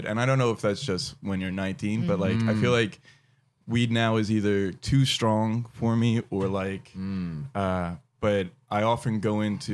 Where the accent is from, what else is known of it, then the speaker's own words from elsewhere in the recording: New Jersey, United States; New Jersey is a very, like, working class state, and especially, like, where I grew up